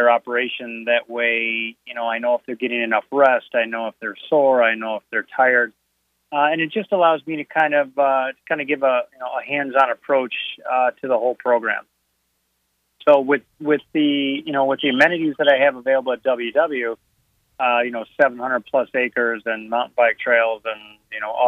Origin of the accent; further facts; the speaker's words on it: Northern Illinois, United States; moved away; I'm from Northern Illinois